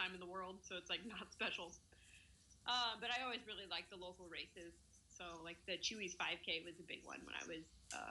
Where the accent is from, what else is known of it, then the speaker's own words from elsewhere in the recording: Austin, Texas, United States; I grew up in Austin